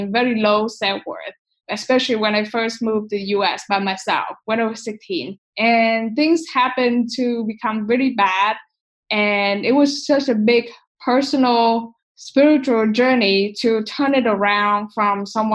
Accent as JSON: {"language": "English", "country": "Vietnam", "tie": "born or raised there", "said": "growing up in Asia, spirituality is something that we value and we pay attention"}